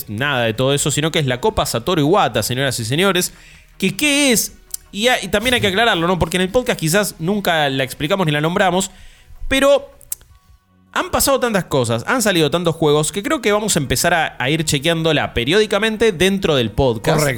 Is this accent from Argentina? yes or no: yes; Argentina; soy de Argentina, pa.